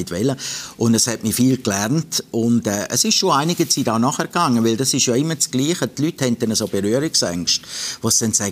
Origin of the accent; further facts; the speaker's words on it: Graubünden, Switzerland; now in Zürich, Switzerland; Wenn sie mich rausnehmen als Bündner hier in Zürich, dann kann ich mich ganz dumm stellen.